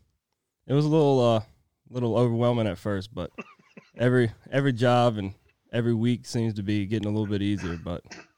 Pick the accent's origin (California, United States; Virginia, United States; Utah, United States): Virginia, United States; Goosen County; I grew up in Goosen County, Virginia. Went to Goosen High School.